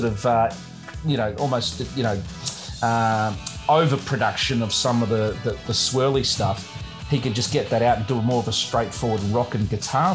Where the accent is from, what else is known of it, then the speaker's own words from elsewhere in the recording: Australia; being an Australian